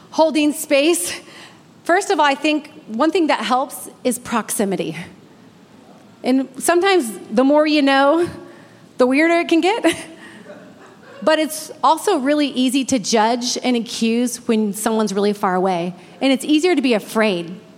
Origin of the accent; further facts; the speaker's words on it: Redding, California, United States; moved away; I'm from Redding